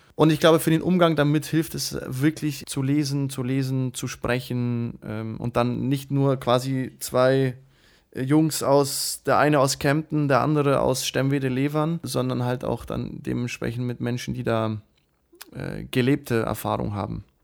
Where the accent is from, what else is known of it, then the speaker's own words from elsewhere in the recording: Moscow, Russia; now in Germany; in Moskau geboren